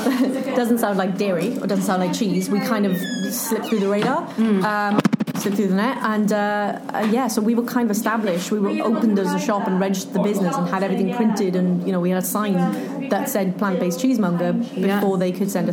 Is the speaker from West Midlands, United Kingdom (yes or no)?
no; Wales, United Kingdom; as a Welsh person.